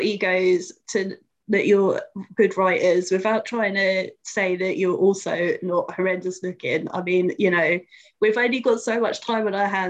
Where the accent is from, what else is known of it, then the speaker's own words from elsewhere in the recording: Luton, East of England, United Kingdom; accent: a little bit London; moved away; See, I don't think I have an accent, but apparently I do. So I'm from, well, Luton originally